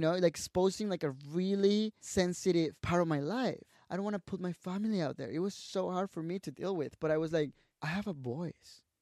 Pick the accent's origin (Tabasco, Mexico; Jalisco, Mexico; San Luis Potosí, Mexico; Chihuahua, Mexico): Tabasco, Mexico; English is a second language; moved away as an adult; also born or lived in Guadalajara, Mexico / Mexico City, Mexico; I went to Tabasco to my hometown